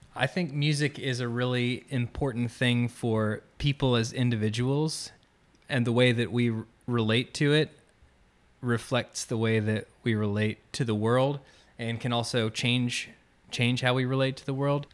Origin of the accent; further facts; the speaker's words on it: Orlando, Florida, United States; now in Gainesville, United States; I grew up outside of Orlando, uh, kinda near Winter Park, Maitland area